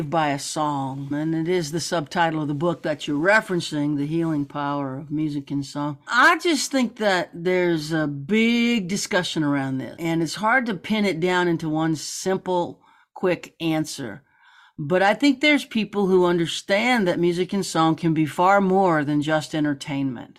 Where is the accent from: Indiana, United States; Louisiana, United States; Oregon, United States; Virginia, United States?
Louisiana, United States; Baton Rouge; also born or lived in New Orleans; Born in New Orleans, raised in Baton Rouge.